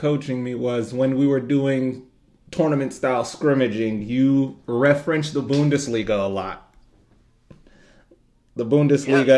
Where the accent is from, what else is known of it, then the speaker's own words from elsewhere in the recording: Boston, Massachusetts, United States; me growing up in Boston